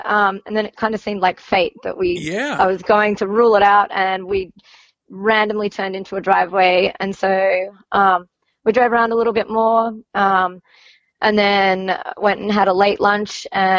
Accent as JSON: {"language": "English", "region": "Queensland", "country": "Australia", "tie": "born or raised there", "also_born_or_lived": "New South Wales", "accent": "Queensland", "moved": "yes", "lives_now": "Annapolis, United States", "said": "I'll revert back to my Queensland accent that I had when I was in primary school"}